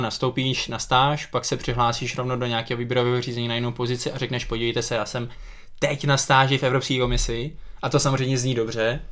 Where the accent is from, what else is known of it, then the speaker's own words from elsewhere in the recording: Czechia; my jako Češi